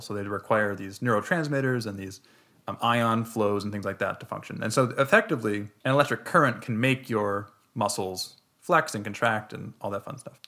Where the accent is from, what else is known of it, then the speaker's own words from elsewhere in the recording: Minnesota, United States; we're from Minnesota.